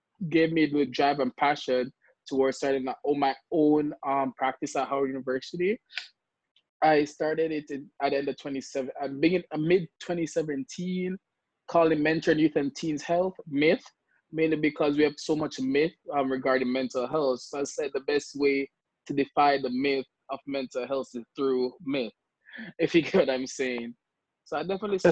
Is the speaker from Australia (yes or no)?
no; Kingston, Jamaica; moved away as an adult; also born or lived in Washington, D.C., United States; now in United States; I am from Kingston, Jamaica, and I came to America in 2016 in the hopes of like furthering my education